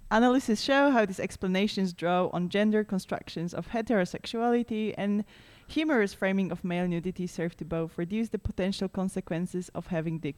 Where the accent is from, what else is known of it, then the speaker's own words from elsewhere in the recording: Poland; No, we're from Poland.